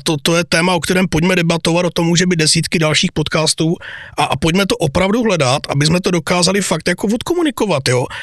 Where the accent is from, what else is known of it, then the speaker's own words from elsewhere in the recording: Zlín, Zlín Region, Czechia; mé dětství bylo gotvaldovské.